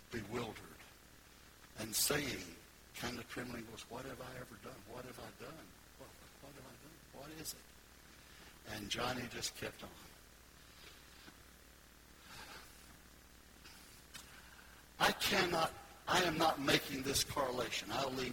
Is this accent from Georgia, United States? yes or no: no; Goldsboro, North Carolina, United States; moved away as an adult; now in Florida, United States; I was up there in Goldsboro, North Carolina